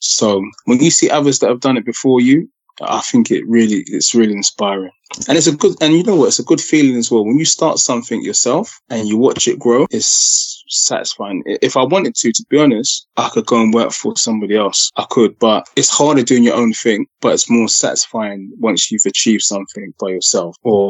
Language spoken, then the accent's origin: English; Ghana; It's Ghanaian. Yeah. I'm Ghanaian.